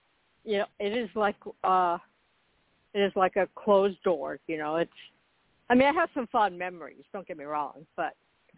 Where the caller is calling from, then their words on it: Florida, United States; I am in Florida.